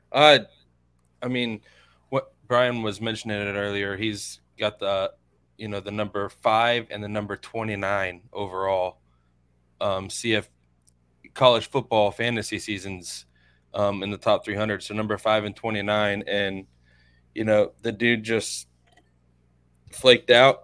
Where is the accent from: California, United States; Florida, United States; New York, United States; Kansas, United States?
Florida, United States; Inverness; I'm from Inverness, not too far from here